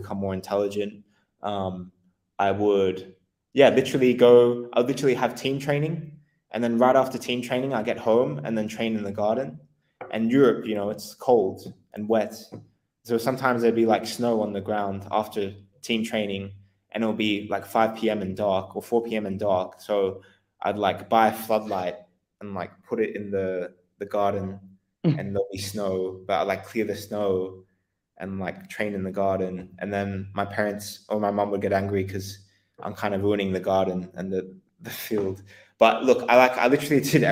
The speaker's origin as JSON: {"language": "English", "country": "Australia", "also_born_or_lived": "Netherlands / England", "moved": "as an adult", "said": "I'm Australian originally"}